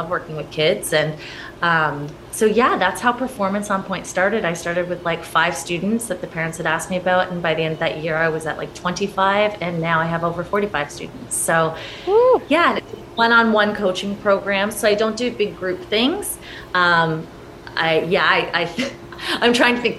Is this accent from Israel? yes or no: no; St. Catharines, Ontario, Canada; moved away as an adult; also born or lived in Toronto / Los Angeles; I was born and raised in St. Catharines